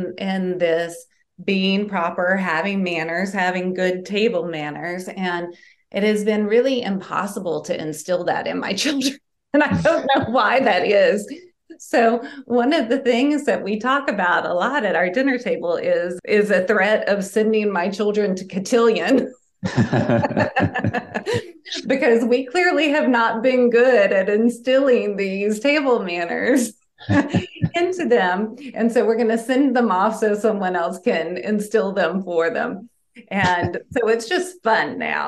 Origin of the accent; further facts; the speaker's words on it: Southern United States, United States; early childhood when I grew up in Southern United States